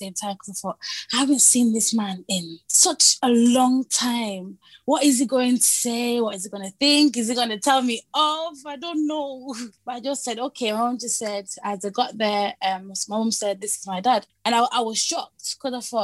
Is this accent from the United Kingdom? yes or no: yes; England, United Kingdom; also born or lived in Hong Kong / Manchester; I kind of mainly grew up, most of my memory is based in Britain here, in England here